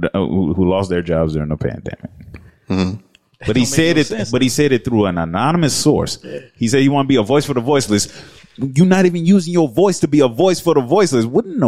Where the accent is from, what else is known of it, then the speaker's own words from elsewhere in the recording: South Carolina, United States; South Carolina.